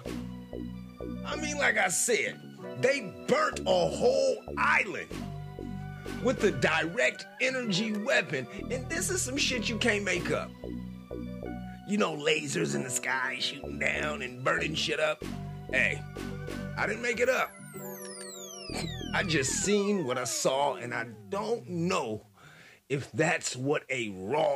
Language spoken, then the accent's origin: English; United States; as an American